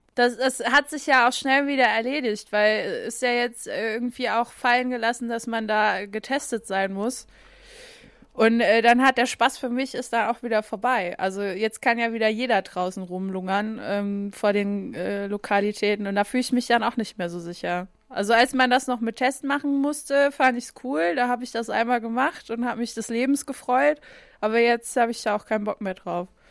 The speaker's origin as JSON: {"language": "German", "region": "Saarland", "country": "Germany", "said": "von uns Saarländern"}